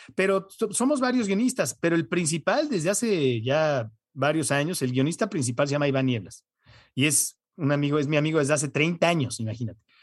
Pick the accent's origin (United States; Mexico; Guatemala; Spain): United States; born or raised there; moved away